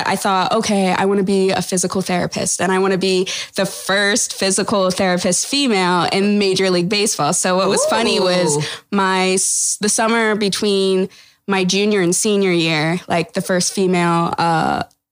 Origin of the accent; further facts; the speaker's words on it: Toledo, Ohio, United States; So I'm originally from Ohio, Toledo, Ohio. Grew up there